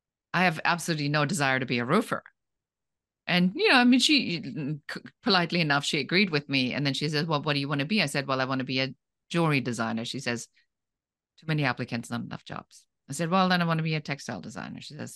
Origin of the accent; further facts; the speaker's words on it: Germany; I grew up in Germany where things are in a very particular way.